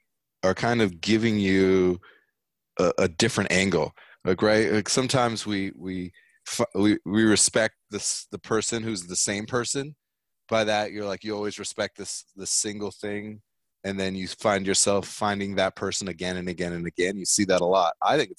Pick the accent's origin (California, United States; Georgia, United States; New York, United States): California, United States; North County; I graduated from Vista High School. I grew up in North County